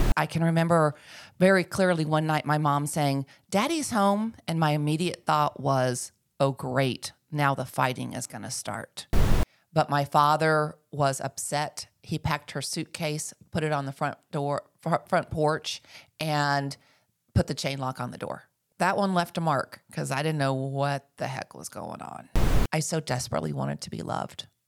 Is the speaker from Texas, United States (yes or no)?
yes; Dallas, Texas, United States; moved away as an adult; now in Northwest Arkansas, United States; I grew up in North Texas, uh, and, and of course in Dallas